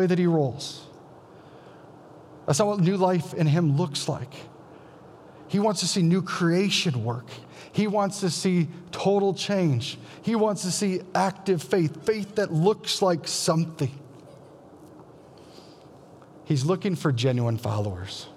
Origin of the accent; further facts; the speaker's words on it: Iowa, United States; I'm from Iowa, and we're all Christians from birth